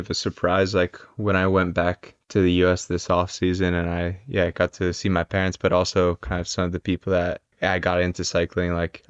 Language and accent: English; New York, United States; moved away; where I grew up in New York, it's quite a bit different than the Bronx.